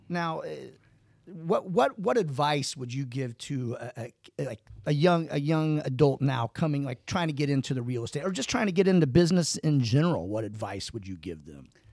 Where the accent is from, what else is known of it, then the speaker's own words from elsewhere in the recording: United States; we grew up in Calhoun.